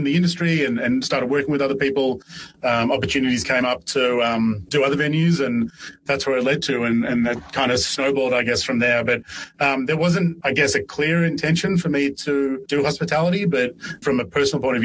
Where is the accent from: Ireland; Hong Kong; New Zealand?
Ireland; now in Melbourne, Australia; I was born in Ireland and got a job at a pub in Ireland when I was 13